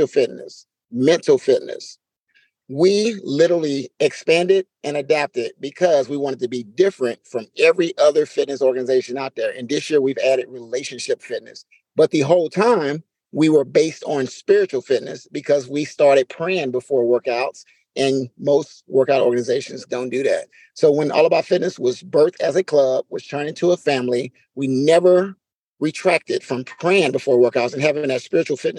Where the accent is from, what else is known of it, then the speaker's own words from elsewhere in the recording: Louisiana, United States; moved away as an adult; also born or lived in South Korea / Maryland / Fort Bragg, North Carolina; growing up in Louisiana, I don't know what winter was until I went to South Korea in 2012